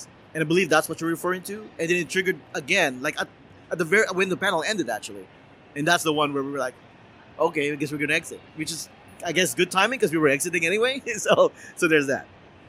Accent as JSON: {"language": "English", "country": "Philippines", "said": "As a Filipino"}